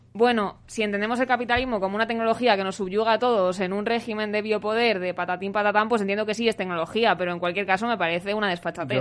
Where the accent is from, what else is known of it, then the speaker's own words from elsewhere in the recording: Segovia, Castile and León, Spain; now in Madrid, Spain; no soy de Usera, soy de Segovia